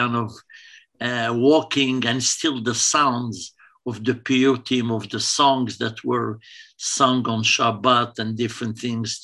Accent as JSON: {"language": "English", "town": "Essaouira", "region": "Marrakesh-Safi", "country": "Morocco", "moved": "yes", "lives_now": "Toronto, Canada", "said": "I'm from Mogador, Essaouira."}